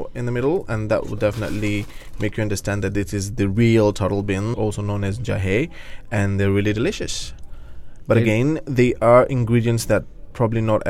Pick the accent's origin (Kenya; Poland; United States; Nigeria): Kenya; I come from Kenya, born and raised in Kenya